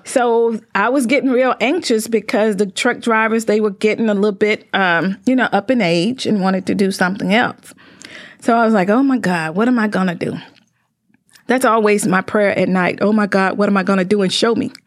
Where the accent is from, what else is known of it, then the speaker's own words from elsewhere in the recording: Greenville, Mississippi, United States; moved away as an adult; also born or lived in Indianapolis; now in Mansfield, United States; I'm from Greenville, Mississippi, located down in the Delta